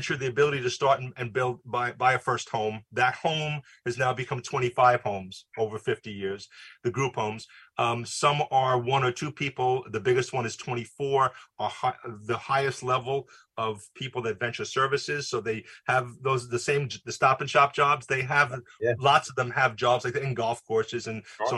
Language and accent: English; New York City, New York, United States; also born or lived in Lynbrook, Long Island; now in Rockland County, United States; I grew up in Queens